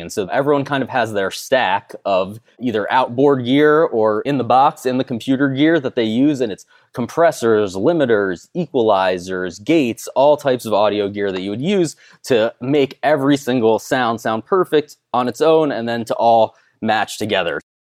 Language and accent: English; South Florida, United States; also born or lived in Winter Park, Florida; growing up in South Florida